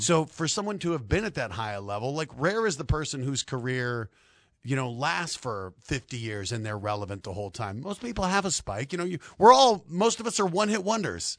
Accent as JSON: {"language": "English", "town": "Denver", "region": "Colorado", "country": "United States", "said": "I'm from Denver"}